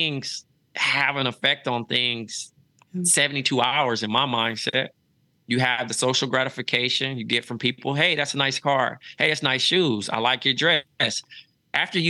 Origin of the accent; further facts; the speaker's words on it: Los Angeles, California, United States; moved away as an adult; also born or lived in Iowa; now in New York City, United States; Growing up in Los Angeles is Groundhog's Day